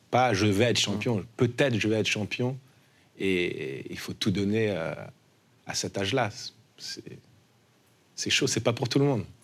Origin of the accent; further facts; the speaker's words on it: New York, United States; also born or lived in Paris; je suis de New York aussi. Ma mère, on, a grandi là-bas avec maman. Euh, on est parti de Paris, j'avais 12 ans.